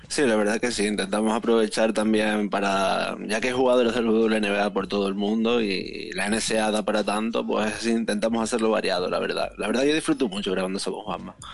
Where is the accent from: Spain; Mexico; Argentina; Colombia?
Spain; Canary Islands; soy canario